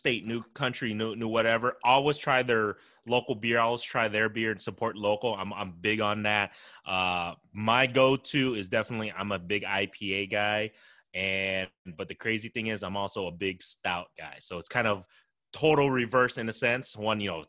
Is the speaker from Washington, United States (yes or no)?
no; Des Moines, Iowa, United States; I was born and raised in Des Moines, Iowa